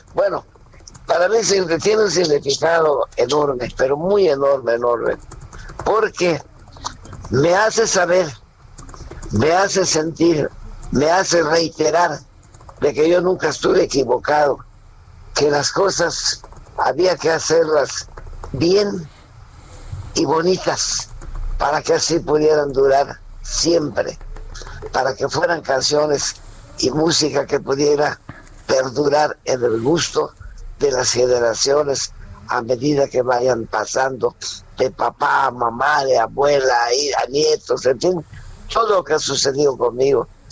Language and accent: Spanish; Mérida, Yucatán, Mexico; a los 12 años comienzo a trabajar en Mérida, Yucatán, con un grupo infantil, con un grupo de puros muchachos de mi edad